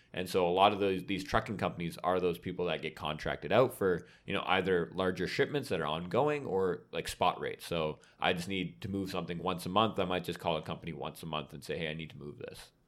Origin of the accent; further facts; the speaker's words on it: Vancouver, British Columbia, Canada; moved away as an adult; born and raised in Vancouver